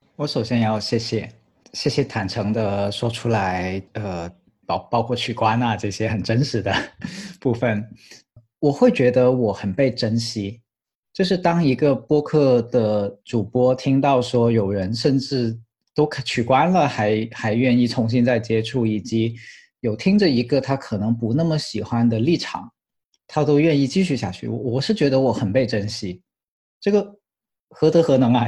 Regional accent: Guangdong, China; 我是个广东人

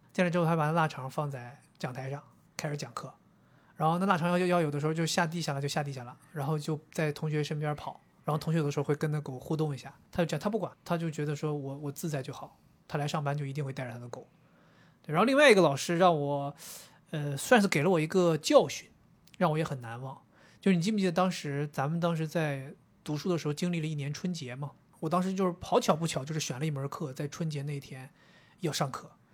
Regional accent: China; also born or lived in London; 今天是我们中国人特别重要的一个传统节日

